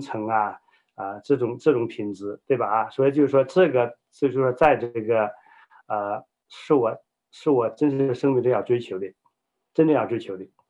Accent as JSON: {"language": "Chinese", "country": "China", "tie": "born or raised there", "moved": "yes", "said": "我呢，在中国这个大陆长大，你知道中国大陆的话，以前是社会主义国家，我在一个无神论这样的家庭背景下长大，家中呢，我是老二"}